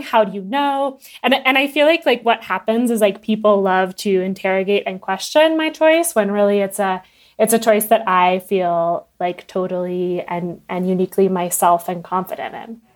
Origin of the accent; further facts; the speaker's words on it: United States; I'm American